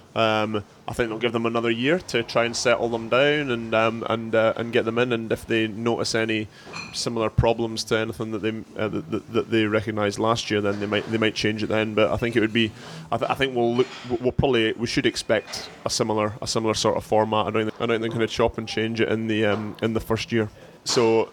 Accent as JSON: {"language": "English", "region": "Scotland", "country": "United Kingdom", "moved": "yes", "said": "I'm from Scotland"}